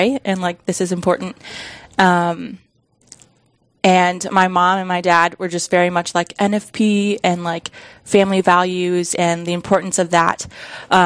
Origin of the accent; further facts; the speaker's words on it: outside of Sioux Falls, South Dakota, United States; I grew up outside of Sioux Falls